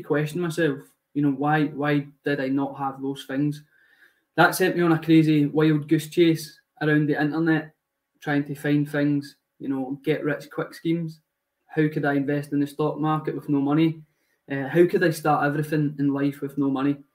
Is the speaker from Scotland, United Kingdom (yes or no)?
yes; Glasgow, Scotland, United Kingdom; moved away; I am 26 at the moment, and I'm from Glasgow